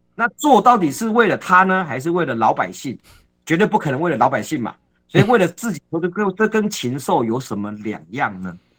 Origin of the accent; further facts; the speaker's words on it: Taiwan; 我始终都会相信，我们台湾人是很可爱的